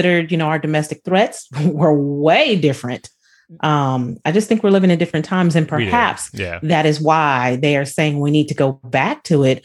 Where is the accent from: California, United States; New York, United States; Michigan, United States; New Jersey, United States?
California, United States; San Diego; Being from San Diego, my father was in the military